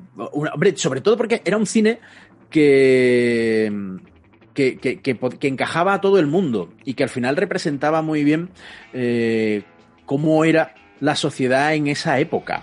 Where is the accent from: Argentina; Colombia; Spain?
Spain; Seville, Andalusia; muchos de los que hacemos este podcast somos de, somos de Sevilla